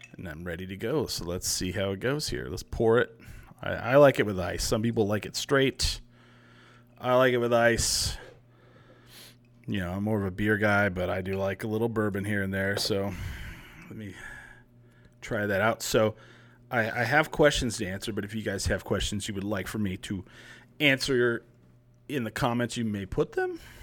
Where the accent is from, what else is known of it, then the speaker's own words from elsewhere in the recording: New Mexico, United States; when I was growing up, we didn't call it the land of enchantment. We called it the land of entrapment